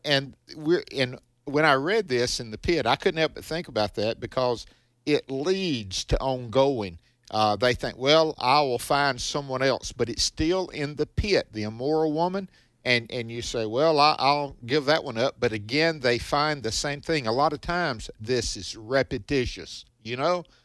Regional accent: the South, United States; growing up, now I'm from the South, and the Grand Ole Opry was big down here

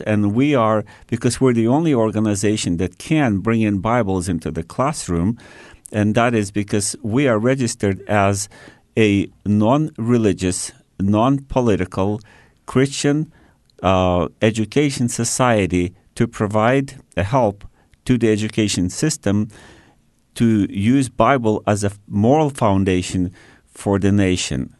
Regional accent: China; also born or lived in Australia; now in Canada; I was born and raised in Red China

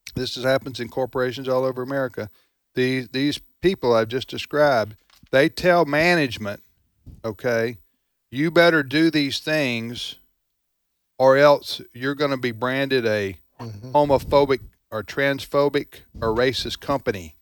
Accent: the South, Southern United States, United States; I understood you as a fellow Southerner

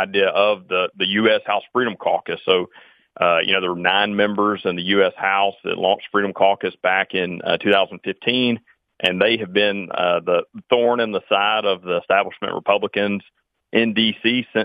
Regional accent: Mississippi, United States; Mississippi, my home state here

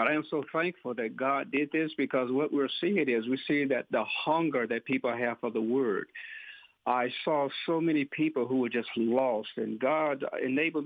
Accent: Pearl, Mississippi, United States; moved away as an adult; now in Indianola, United States; I was born in Rankin County, Pearl, Mississippi, and I grew up there, raised by a godly family

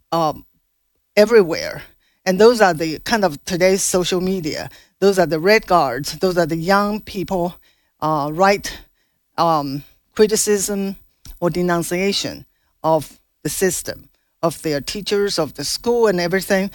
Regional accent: China; now in United States; I grew up in Mao's China and know nothing about of other religion

